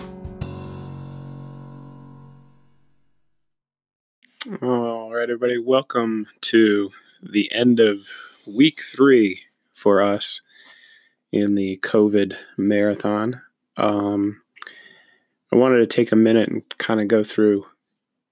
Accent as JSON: {"language": "English", "town": "Newtown", "region": "Connecticut", "country": "United States", "tie": "born or raised there", "said": "my hometown of Newtown, Connecticut"}